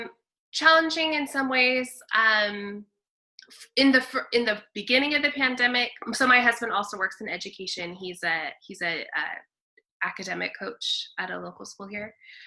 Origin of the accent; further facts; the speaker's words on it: Dinuba, California, United States; also born or lived in San Luis Obispo, California / Fresno, California; I am from Dinuba, Kingsburg area. Oh, okay. I grew up on a farm. My dad was a farmer. So I grew up out there, went to country schools and went to high school in Reedley, and then left the valley